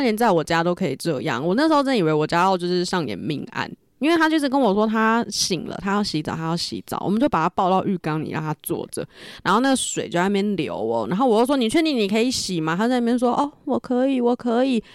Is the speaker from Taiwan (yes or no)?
yes; northern Taiwan, Taiwan; 我们就是北部人真的没有，就是吃那么多的习惯